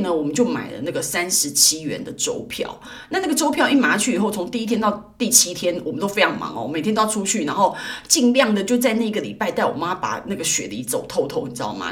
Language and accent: Chinese; Taiwan; also born or lived in Sydney, Australia; 我在台湾刚出生的时候